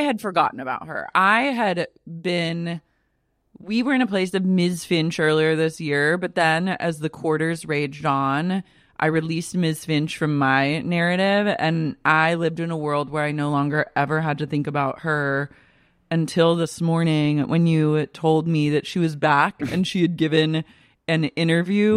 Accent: Oklahoma City, Oklahoma, United States; moved away; I grew up in Oklahoma City

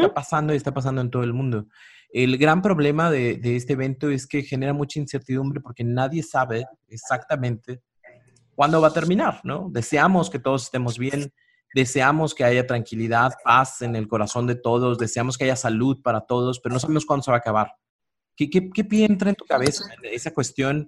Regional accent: Mexico; como pueblo mexicano

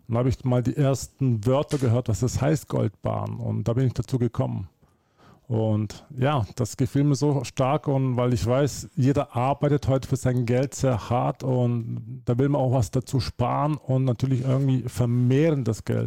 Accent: Germany; also born or lived in Slovenia; now in Switzerland; ich bin geboren in Deutschland, dann bin ich ausgezogen nach Slowenien, habe ich dort äh, von 2002 bis äh, letztes Jahr äh, dort gelebt. Und jetzt bin ich in der Schweiz

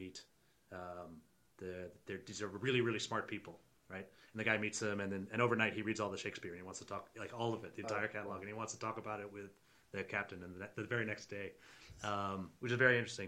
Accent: Maine, United States; I grew up in Maine

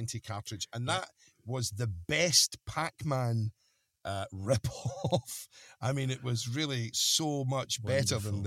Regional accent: Scotland, United Kingdom; I'm a Scotsman

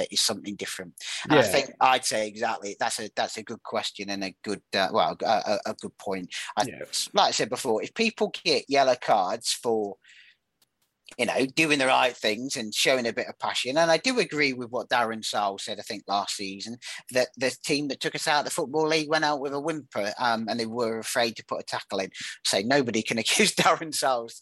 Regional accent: Yeovil, South West England, United Kingdom; also born or lived in Aldershot; I was born in Aldershot. I lived there for 4 years, and then I moved to Yeovil.

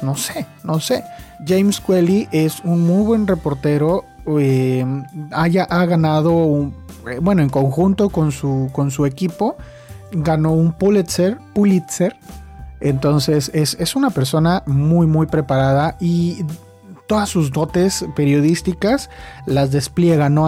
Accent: Mexico; soy de México

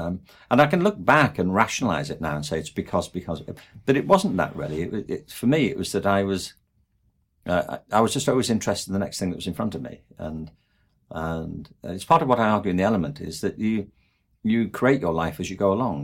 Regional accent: England, United Kingdom; moved away; I'm from England

